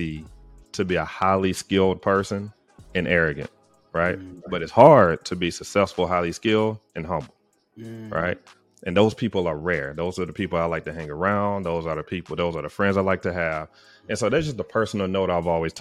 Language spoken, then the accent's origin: English; Tuscaloosa, Alabama, United States; also born or lived in Huntsville, Alabama / Atlanta, Georgia; I'm from Tuscaloosa, Alabama